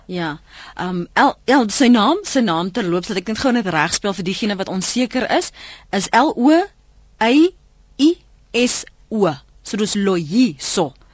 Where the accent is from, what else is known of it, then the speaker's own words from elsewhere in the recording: South Africa; ons is Afrikaners